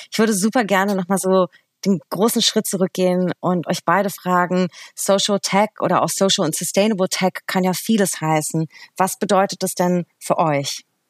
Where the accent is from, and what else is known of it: Berlin, Germany; born or raised there